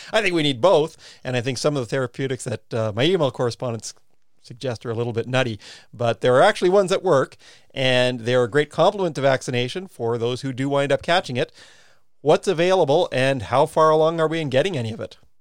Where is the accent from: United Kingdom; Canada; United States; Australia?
Canada; now in New Zealand; my home country of Canada